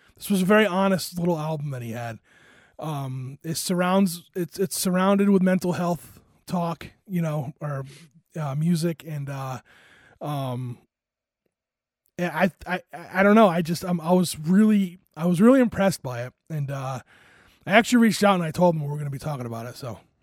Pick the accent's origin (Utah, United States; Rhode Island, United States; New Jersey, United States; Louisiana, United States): Rhode Island, United States; moved away; Rhode Island in the hometown that I'm from